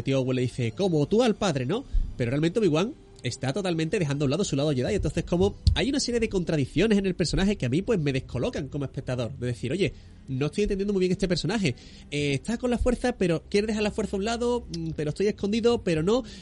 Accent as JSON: {"language": "Spanish", "town": "Barbate", "region": "Andalusia", "country": "Spain", "said": "Hemos estado grabando en Barbate, que es mi tierra también"}